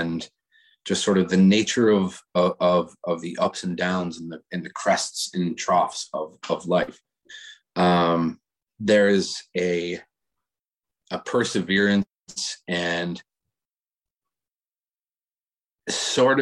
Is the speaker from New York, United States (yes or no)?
yes; Buffalo, New York, United States; moved away; also born or lived in Denver / Nashville / North Carolina; growing up in Buffalo